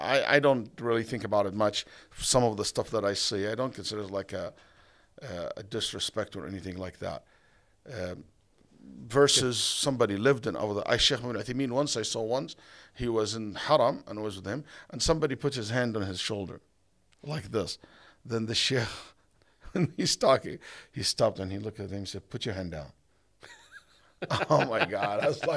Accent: Saudi Arabia; English is a second language; moved away as an adult; also born or lived in Egypt; now in United States; I was born in Egypt, raised in Saudi Arabia, all my life in the Middle Eastern countries. When I went to America, I barely can speak English.

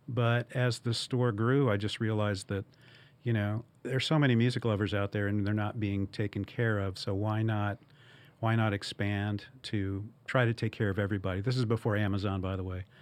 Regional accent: Evansville, Indiana, United States; moved away as an adult; also born or lived in Arizona; now in Louisville, United States; I had worked for a, a record store in Evansville, Indiana, which is my hometown

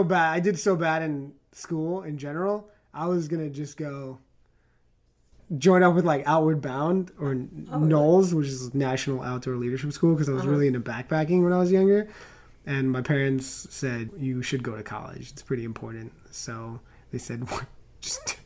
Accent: New York City, New York, United States; moved away as an adult; also born or lived in Long Island / Chicago; now in California, United States; I'm from New York. I was born in the city and I lived out on the island

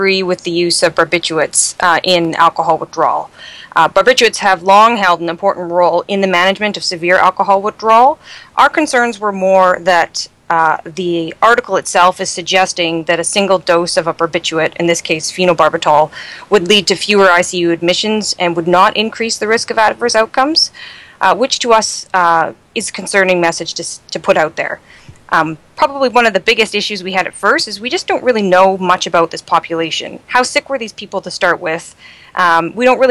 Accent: Canada; accent: Canadian; moved away as an adult; also born or lived in London, Ontario; now in New York City, United States; I'm Canadian

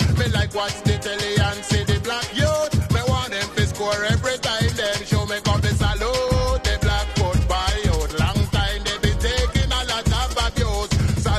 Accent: England, United Kingdom; Growing up in England as a little youngster, then me ambition was to be a footballer.

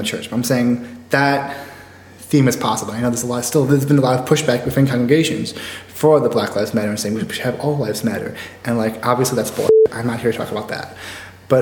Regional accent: Chicago, Illinois, United States; also born or lived in Cedar Rapids, Iowa; I grew up UU. I grew up in Beverly Unitarian

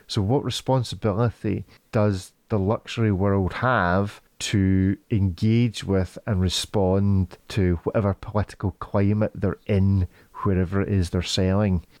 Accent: Scotland, United Kingdom; I'm a Scotsman

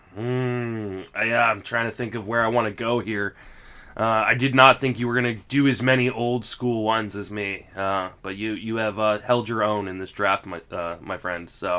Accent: Washington, District of Columbia, United States; I grew up in the Washington, D C area

